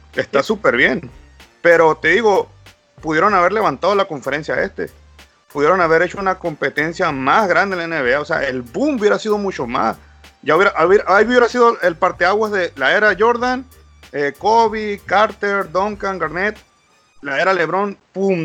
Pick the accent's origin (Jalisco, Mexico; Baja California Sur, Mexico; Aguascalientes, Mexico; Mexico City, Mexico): Baja California Sur, Mexico; Soy de Baja California